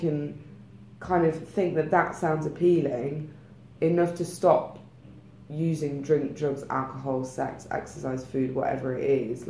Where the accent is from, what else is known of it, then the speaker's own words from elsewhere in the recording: United Kingdom; We're very British